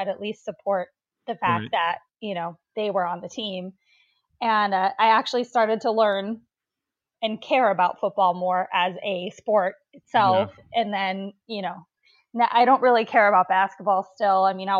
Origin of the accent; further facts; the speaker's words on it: Stoughton, Wisconsin, United States; also born or lived in North Carolina; I was raised in Stoughton, Wisconsin, okay, which is about 15 miles, not even 15 miles, but about outside of Madison.